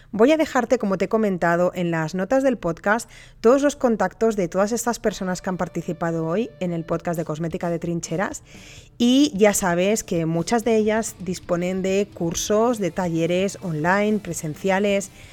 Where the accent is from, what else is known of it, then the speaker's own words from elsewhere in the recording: Spain; las personas que me escuchan también en mi país